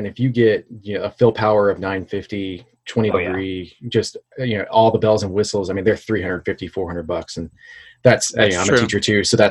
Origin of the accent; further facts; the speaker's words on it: Fort Worth, Texas, United States; I'm from Fort Worth, Texas.